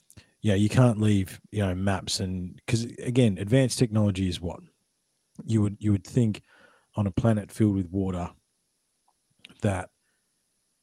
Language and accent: English; Australia; I'm the Australian